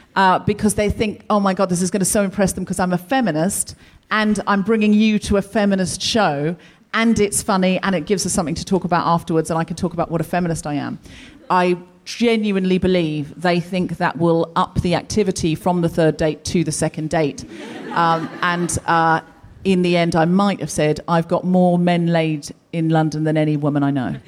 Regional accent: Australia; I am also Australian

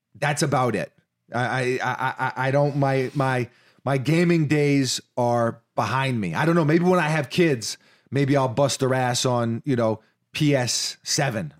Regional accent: New York City, New York, United States; I did live in Washington Heights

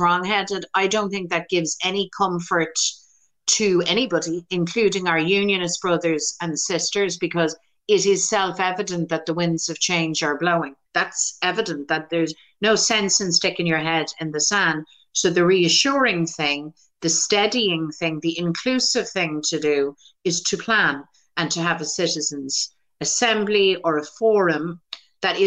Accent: Ireland; as an Irish Republican woman

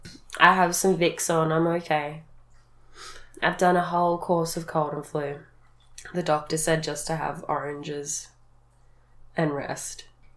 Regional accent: Australia; accent: Australian

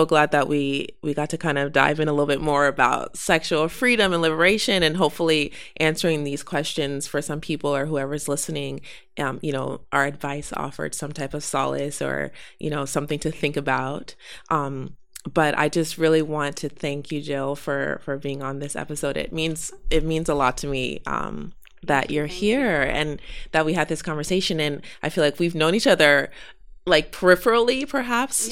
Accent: Denver, Colorado, United States; I grew up in Denver in another white space

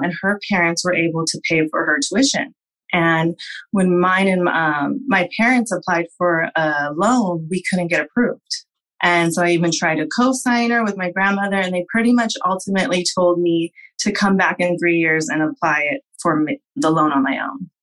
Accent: Whittier, California, United States; I am from Whittier, California. I grew up here and I currently work and have my business in Whittier

